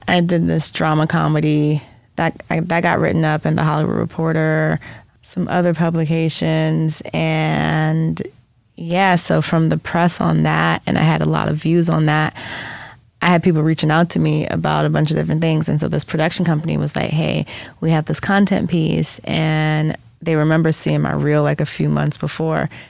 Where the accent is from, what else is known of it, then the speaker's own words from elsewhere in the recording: Jamaica; being from Jamaica, we talked about our ancestors all the time. So I grew up with like, you know, like even being Jamaican